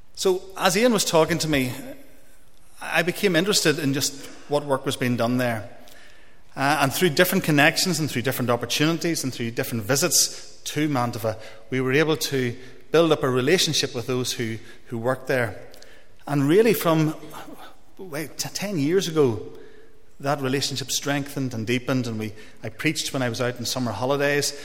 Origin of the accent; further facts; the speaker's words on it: Dungannon, Northern Ireland, United Kingdom; moved away as an adult; also born or lived in Coleraine; now in Italy; originally, I'm from Dungannon, as is my wife Tracy